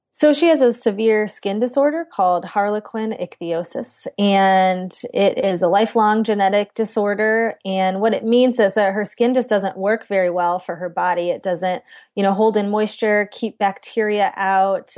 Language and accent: English; central Illinois, United States; I grew up in central Illinois, and, um, I'm in the capital in Springfield